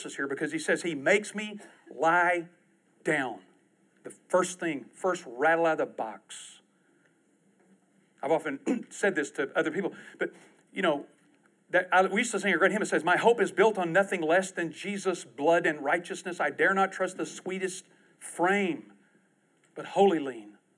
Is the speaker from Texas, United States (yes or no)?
yes; East Texas, United States; I'm from East Texas